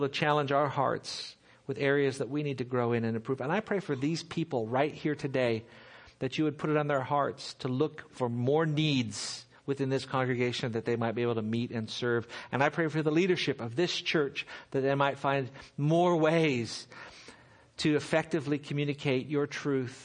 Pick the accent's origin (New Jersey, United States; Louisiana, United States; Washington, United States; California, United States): California, United States; Seal Beach; I grew up in Seal Beach, just down the road here, just down the freeway